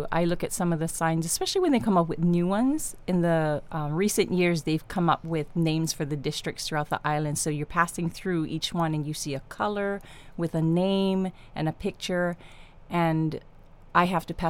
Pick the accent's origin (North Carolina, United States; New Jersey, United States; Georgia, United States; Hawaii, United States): Hawaii, United States; Kauai; also born or lived in Oahu, Hawaii; No, I was born on Oahu. Mm-hmm. And when I was young, my parents moved us over here to Kauai so we could be around my mom's family.